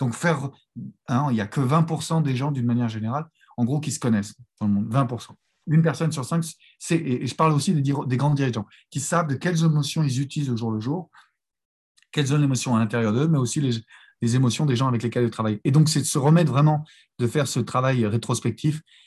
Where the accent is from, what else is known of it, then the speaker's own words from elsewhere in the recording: France; also born or lived in Los Angeles; même si on est français, on fonctionne un peu moins bien en langue anglo-saxonne